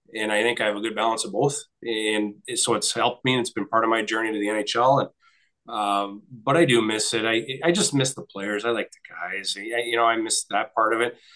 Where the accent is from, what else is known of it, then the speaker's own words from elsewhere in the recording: Nipigon, Ontario, Canada; grew up on just up the street from me in Nipigon